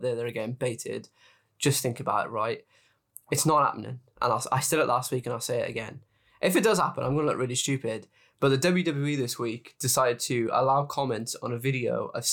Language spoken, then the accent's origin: English; Cardiff, Wales, United Kingdom; my hometown, Cardiff, Wales